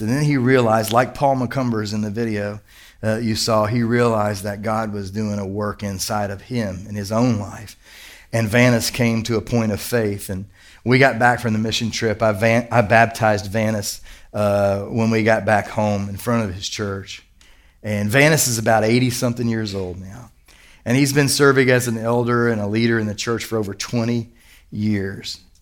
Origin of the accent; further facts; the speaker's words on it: Kentucky, United States; I'm from Kentucky